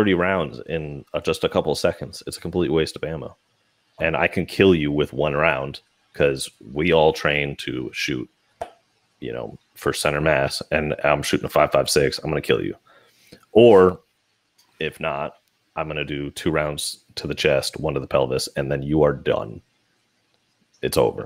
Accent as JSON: {"language": "English", "country": "United States", "said": "I'm an American"}